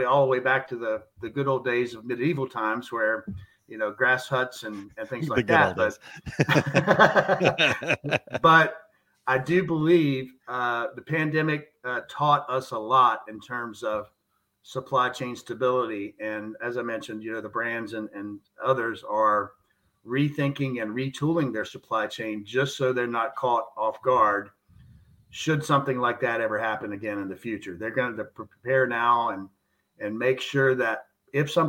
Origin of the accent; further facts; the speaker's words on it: the South, United States; I'm from the South